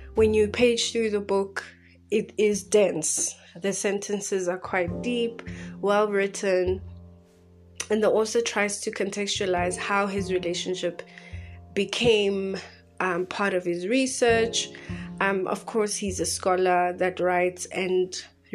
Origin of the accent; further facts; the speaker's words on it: Bloemfontein, Free State, South Africa; now in Johannesburg, South Africa; I'm from Bloemfontein in a small city situated right in the center of South Africa.